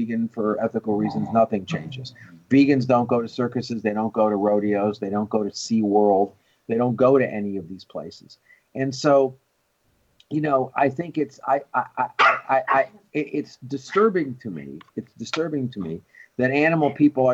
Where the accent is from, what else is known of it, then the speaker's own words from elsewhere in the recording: New York, United States; when I was a kid growing up in New York